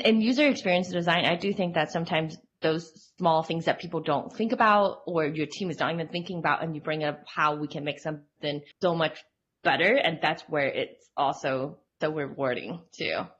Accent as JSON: {"language": "English", "country": "Hong Kong", "tie": "born or raised there", "moved": "yes", "lives_now": "Utah, United States", "said": "I grew up in Hong Kong and I've been in Utah for like the past 12 years"}